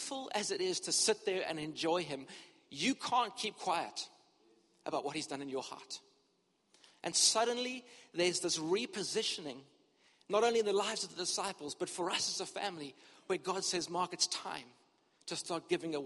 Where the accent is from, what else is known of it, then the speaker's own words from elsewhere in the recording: Cape Town, Western Cape, South Africa; moved away as an adult; also born or lived in Durban, South Africa / United Kingdom; I grew up in Cape Town and we were in ministry here for many years